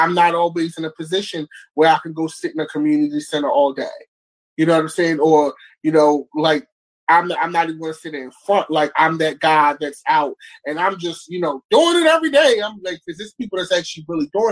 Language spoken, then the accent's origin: English; Baltimore, Maryland, United States; growing up in Baltimore